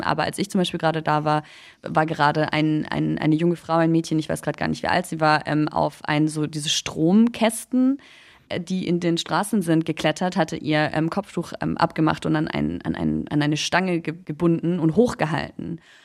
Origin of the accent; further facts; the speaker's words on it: Munich, Bavaria, Germany; Ich bin in München geboren, ich bin in Deutschland aufgewachsen, ich bin dann zur Schule gegangen